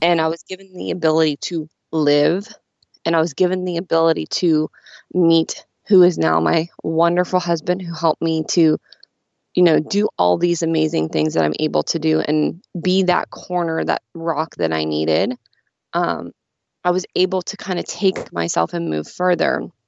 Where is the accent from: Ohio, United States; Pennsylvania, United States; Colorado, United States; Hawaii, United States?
Pennsylvania, United States; Pittsburgh; I'm from Pittsburgh, so I'm a huge Steelers fan